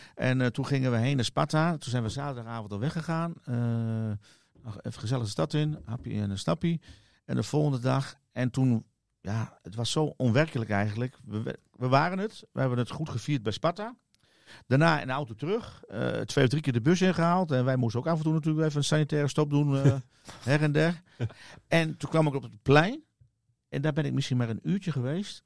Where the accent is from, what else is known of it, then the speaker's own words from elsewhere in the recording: Netherlands; ik ben Nederlander